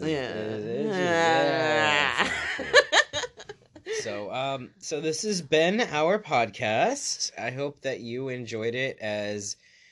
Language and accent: English; Florida, United States; now in Midwest, United States; I am from Florida and I am a Florida man